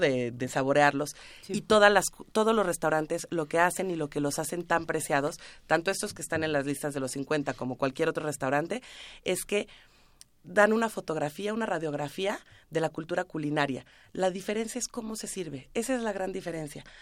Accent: Mexico; como mexicanos somos

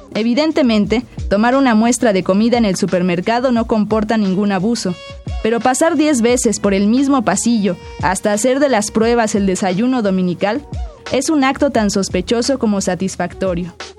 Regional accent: Tlalnepantla, State of Mexico, Mexico; yo crecí en Tlalnepantla, en el Estado de México.

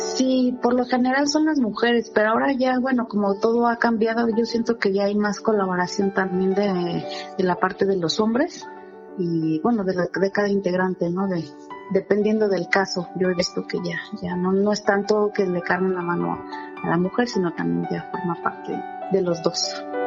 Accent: Mexico City, Mexico; tengo 46 años y soy de la Ciudad

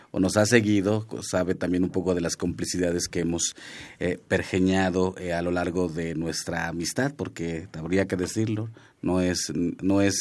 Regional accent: Chicontepec, Veracruz, Mexico; Spanish is a second language; De Alastitla, Chicontepec, Veracruz, donde están los hombres.

